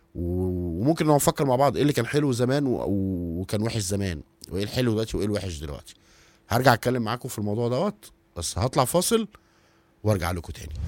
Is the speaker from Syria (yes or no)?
no; Egypt; إحنا كمصريين